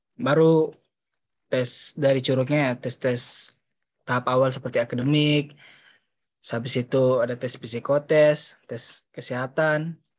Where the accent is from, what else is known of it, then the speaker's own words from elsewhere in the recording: Papua, Indonesia; dari Papua